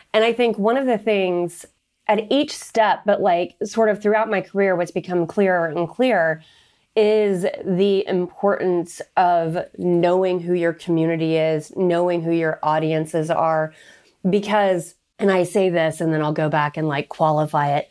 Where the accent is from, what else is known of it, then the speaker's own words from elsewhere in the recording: Oklahoma, United States; moved away as an adult; also born or lived in Texas; now in Washington, D.C., United States; I was raised in Oklahoma